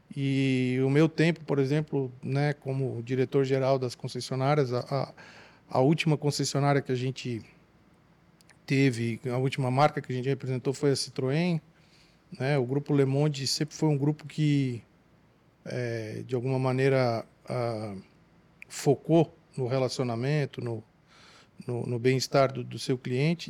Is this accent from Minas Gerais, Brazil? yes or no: no; Tubarão, Santa Catarina, Brazil; nós somos naturais da mesma cidade, de Tubarão, Santa Catarina, sul de Santa Catarina